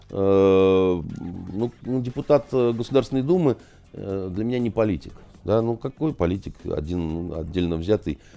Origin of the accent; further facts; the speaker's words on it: Kyiv, Ukraine; Я киевлянин, я там, значит, из такой киевской элиты, я свободно говорю по-украински, у меня масса разных всяких достоинств, я э, россиянин